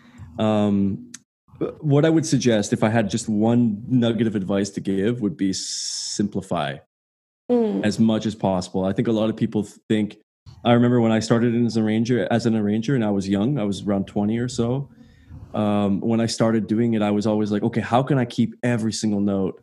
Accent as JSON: {"language": "English", "region": "Quebec", "country": "Canada", "tie": "born or raised there", "also_born_or_lived": "Ottawa", "said": "I grew up in Quebec"}